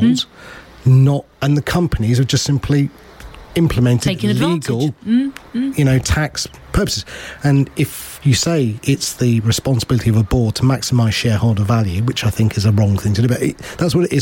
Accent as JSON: {"language": "English", "country": "United Kingdom", "said": "I've got an Indian heritage, but I'm British."}